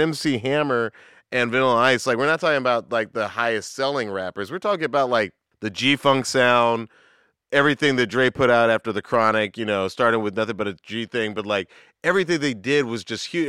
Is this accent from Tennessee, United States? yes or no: no; Atlanta, Georgia, United States; I grew up in the South. I grew up in Atlanta